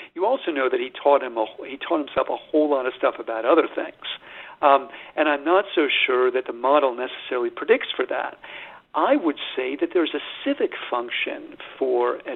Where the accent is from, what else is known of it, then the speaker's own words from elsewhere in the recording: United States; I'm an American